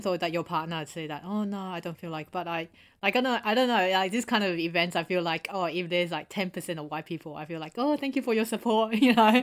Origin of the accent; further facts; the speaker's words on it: Australia; also born or lived in Taiwan; back in Taiwan and growing up in Australia